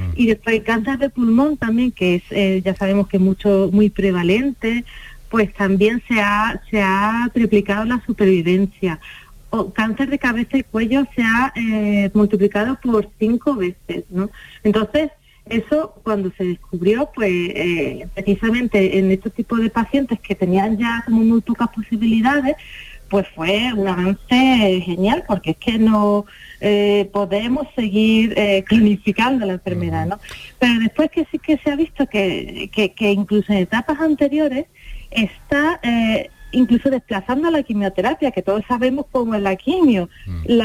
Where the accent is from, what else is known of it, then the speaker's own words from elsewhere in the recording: Seville, Andalusia, Spain; moved away as an adult; now in Málaga, Spain; yo soy sevillana, pero estoy muy cómoda y muy feliz en Málaga